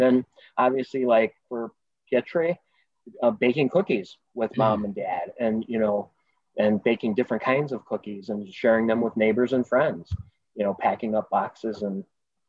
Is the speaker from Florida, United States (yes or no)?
no; Chicago, Illinois, United States; growing up in the Chicagoland area